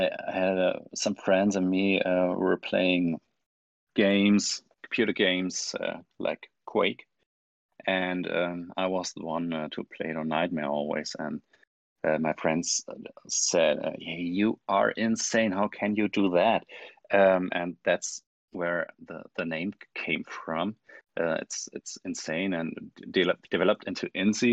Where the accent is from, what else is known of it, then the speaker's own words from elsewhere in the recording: Germany; I'm from Germany